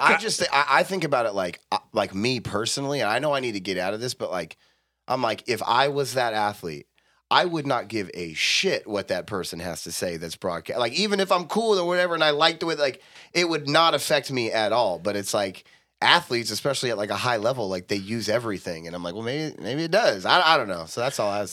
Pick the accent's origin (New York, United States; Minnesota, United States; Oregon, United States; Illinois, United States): Oregon, United States; Forest Grove; I grew up in Forest Grove around that place